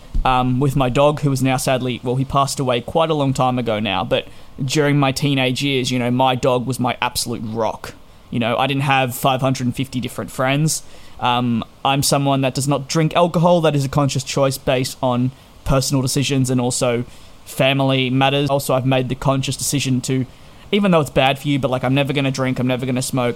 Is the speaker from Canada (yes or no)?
no; Australia; moved away as an adult; now in United Kingdom; So at 18 years of age, I moved from Australia, having lived there for 18 years, to go on a 2-year visa to the United Kingdom.